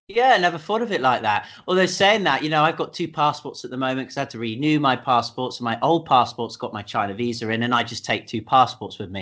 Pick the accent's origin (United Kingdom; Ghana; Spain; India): United Kingdom; me being British